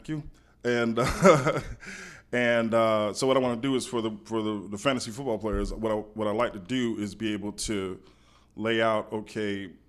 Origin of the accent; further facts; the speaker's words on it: Fort Rucker, Alabama, United States; born there; Yeah, I'm an Army brat. I was born in Fort Rucker, Alabama.